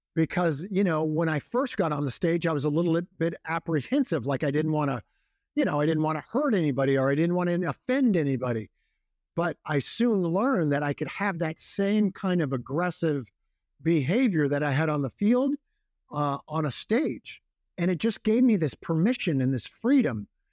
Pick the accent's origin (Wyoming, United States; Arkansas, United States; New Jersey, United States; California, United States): California, United States; Walnut Grove; I grew up in a, a town called Walnut Grove